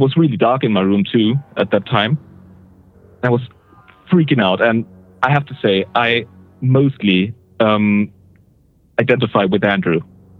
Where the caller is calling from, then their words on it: Switzerland; Awesome. Switzerland.